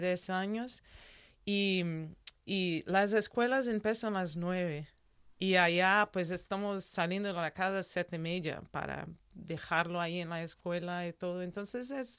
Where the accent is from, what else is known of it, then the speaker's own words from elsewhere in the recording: Santa Catarina, Brazil; Spanish is a second language; also born or lived in New Mexico, United States; now in Oviedo, Spain; Yo soy de Brasil, del mm. sur de Brasil, Santa Catarina